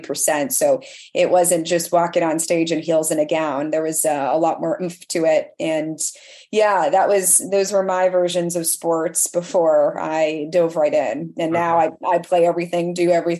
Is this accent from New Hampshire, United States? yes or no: yes; Candia, New Hampshire, United States; moved away as an adult; also born or lived in Manchester, New Hampshire; now in Florida, United States; I grew up in Candia and still a quaint little spot.